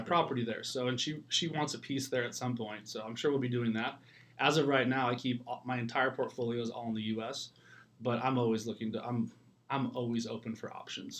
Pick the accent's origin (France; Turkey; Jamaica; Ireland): Ireland; moved away; it's like my homeland. I'm Irish. I'm from there